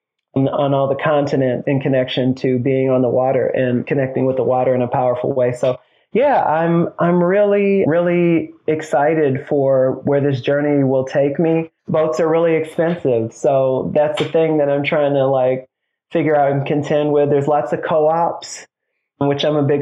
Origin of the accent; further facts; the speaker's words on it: Detroit, Michigan, United States; moved away; I'm from Detroit. I'm a big city boy.